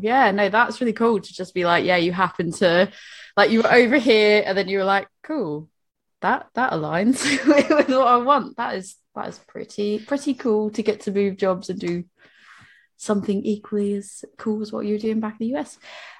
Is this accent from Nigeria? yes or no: no; New England, United States; now in United Kingdom; I'm from New England